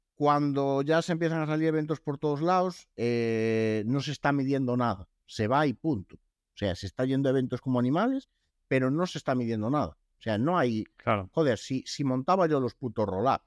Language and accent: Spanish; Lugo, Galicia, Spain; soy de Lugo